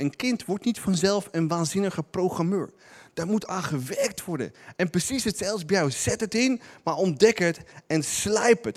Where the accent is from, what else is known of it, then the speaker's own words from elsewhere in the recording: Netherlands; wij als Nederlanders